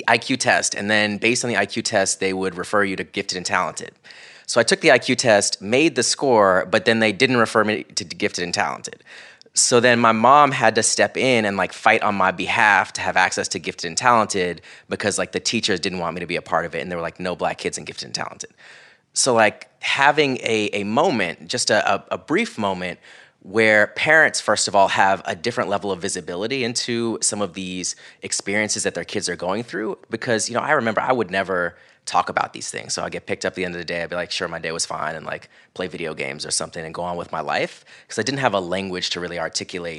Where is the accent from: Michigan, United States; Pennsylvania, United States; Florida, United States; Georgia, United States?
Florida, United States; Central; growing up in Central Florida